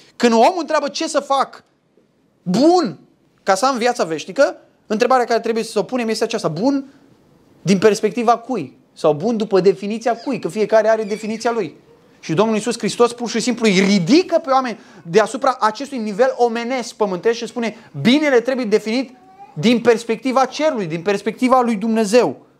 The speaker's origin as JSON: {"language": "Romanian", "country": "Romania", "said": "sunt român"}